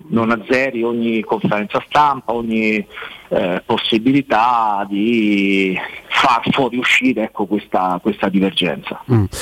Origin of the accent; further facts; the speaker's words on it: Rome, Lazio, Italy; sono nato e, e, e, e, questa è la mia città